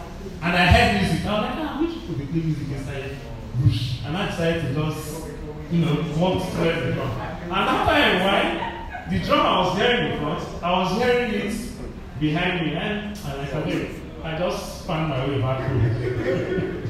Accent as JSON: {"language": "English", "region": "Delta", "country": "Nigeria", "said": "where are you from? I said, Delta"}